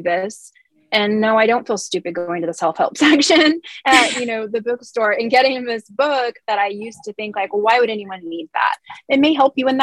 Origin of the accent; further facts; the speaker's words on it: California, United States; my whole life growing up in California